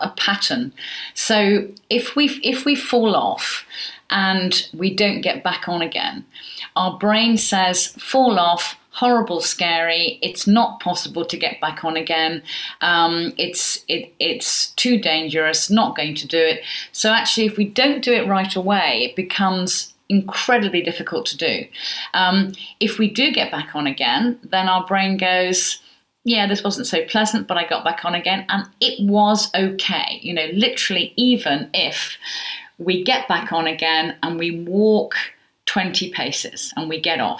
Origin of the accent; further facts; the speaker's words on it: England, United Kingdom; we're English